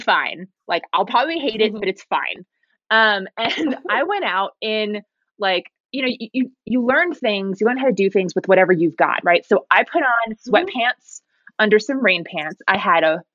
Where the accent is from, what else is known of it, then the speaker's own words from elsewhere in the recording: New Jersey, United States; also born or lived in Silicon Valley / Bay Area; now in Lake Tahoe, United States; I grew up in New Jersey